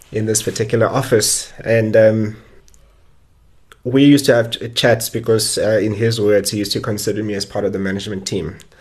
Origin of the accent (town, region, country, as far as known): South Africa